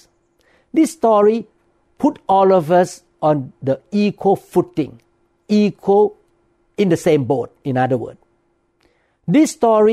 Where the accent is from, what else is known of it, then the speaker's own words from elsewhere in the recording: Thailand; moved away as an adult; now in United States; when I grew up in Thailand